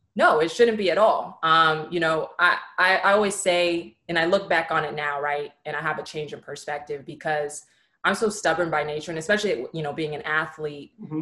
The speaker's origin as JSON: {"language": "English", "town": "San Francisco", "region": "California", "country": "United States", "also_born_or_lived": "Los Angeles, California", "moved": "as an adult", "said": "I'm originally from San Francisco, California"}